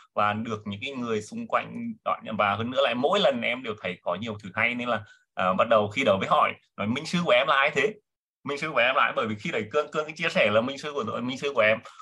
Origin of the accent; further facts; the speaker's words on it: Nghệ An, Vietnam; em đến từ Nghệ An sinh năm 1983